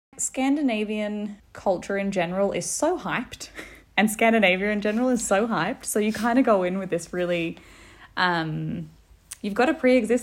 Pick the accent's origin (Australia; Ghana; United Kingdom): Australia; Melbourne, Victoria; moved away as an adult; also born or lived in Denmark / Germany / Italy; now in Gothenburg, Sweden; So I'm from Australia, Melbourne